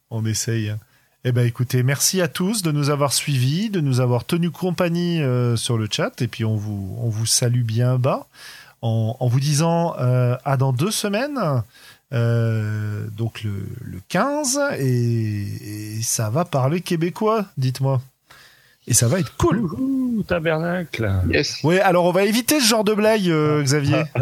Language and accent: French; France; on est français.